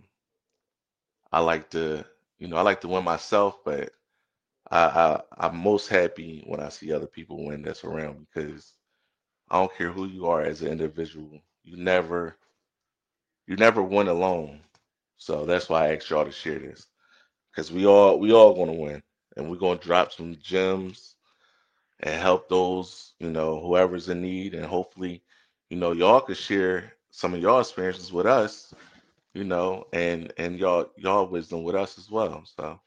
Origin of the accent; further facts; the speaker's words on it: Philadelphia, Pennsylvania, United States; I grew up in Philadelphia